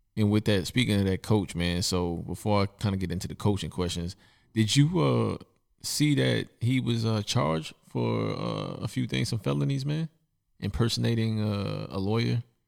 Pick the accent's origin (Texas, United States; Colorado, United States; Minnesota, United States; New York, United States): New York, United States; New York City; I'm from Brooklyn, I'm from Bed-Stuy, and there was things that went on during my childhood